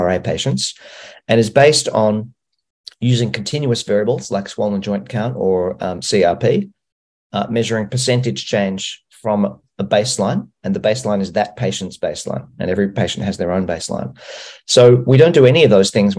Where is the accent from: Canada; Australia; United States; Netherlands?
Australia; I'm from Australia